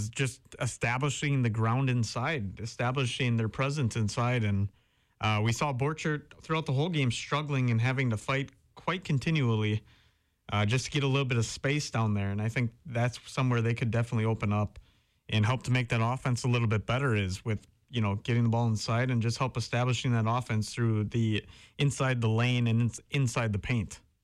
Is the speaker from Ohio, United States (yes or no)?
no; Howard, Wisconsin, United States; That's where I'm from, up in the pier. I'm from Howard